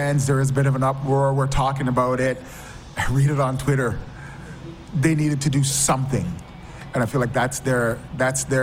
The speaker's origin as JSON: {"language": "English", "town": "London", "region": "Ontario", "country": "Canada", "tie": "born or raised there", "said": "I grew up in London, Ontario"}